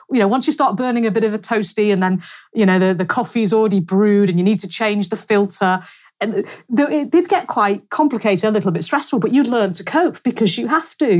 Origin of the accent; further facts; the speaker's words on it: North West England, United Kingdom; a very nice market town again in in the northwest, my hometown